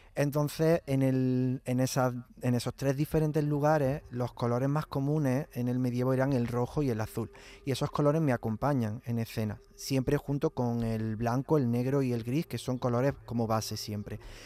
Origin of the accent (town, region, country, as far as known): Villa del Río, Andalusia, Spain